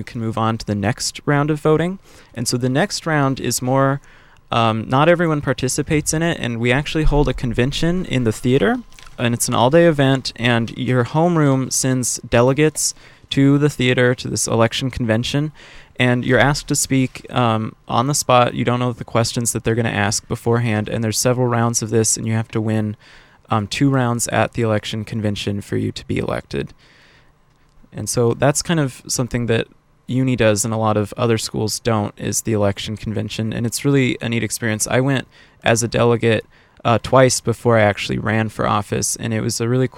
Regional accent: Irvine, California, United States; we've just been living in Irvine

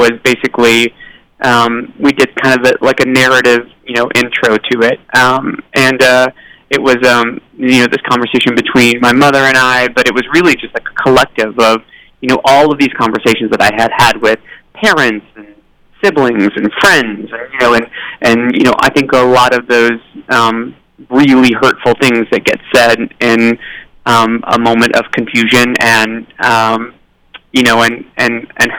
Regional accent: Tennessee, United States; I grew up in Tennessee

